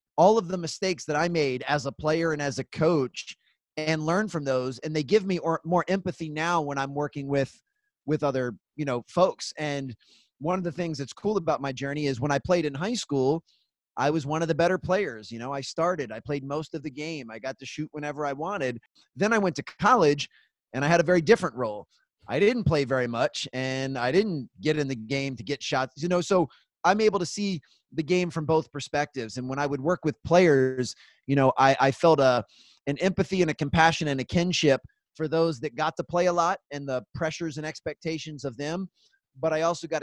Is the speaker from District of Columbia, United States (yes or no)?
no; Gaithersburg, Maryland, United States; also born or lived in North Carolina; So I live in Gaithersburg, Maryland. It's a small suburb about 30 minutes north of Washington, D.C. So I'm on the east coast of the United States. And this is actually where I grew up.